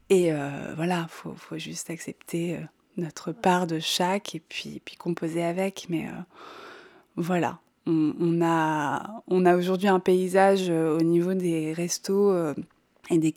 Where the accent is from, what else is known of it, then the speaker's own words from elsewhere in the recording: Bourgogne-Franche-Comté, France; born there; moi j'ai 45 ans je suis née en Bourgogne